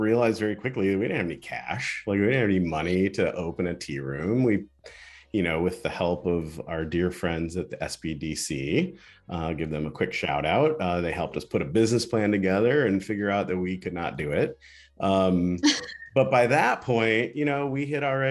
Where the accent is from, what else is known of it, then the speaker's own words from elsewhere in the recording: Ann Arbor, Michigan, United States; I'm from Ann Arbor